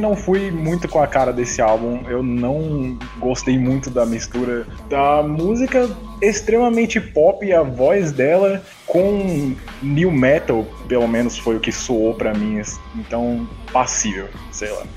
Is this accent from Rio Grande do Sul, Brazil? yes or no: no; São Paulo, Brazil; eu sou de São Paulo, tenho vinte e dois anos